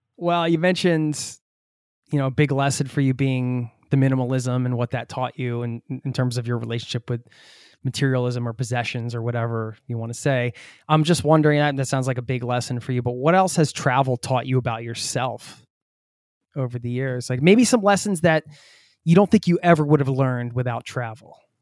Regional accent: United States; I'm from the States as well

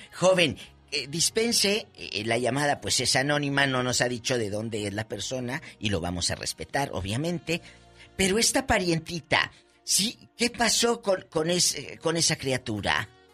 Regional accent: Matamoros, Tamaulipas, Mexico; mi Matamoros del alma

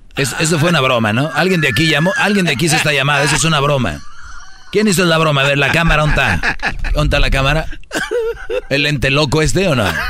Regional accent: Mexico; somos mexicanos

